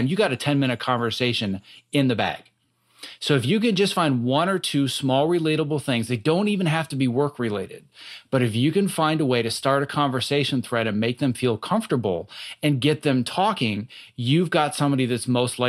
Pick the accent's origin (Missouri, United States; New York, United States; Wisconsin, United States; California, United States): Wisconsin, United States; born or raised there; moved away